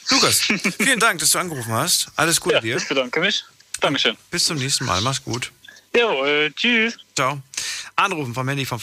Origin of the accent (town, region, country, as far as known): near Trier, Rhineland-Palatinate, Germany